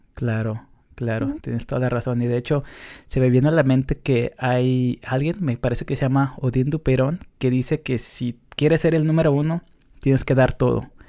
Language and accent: Spanish; Mexico; now in United States; para los que somos de México pero no estamos en México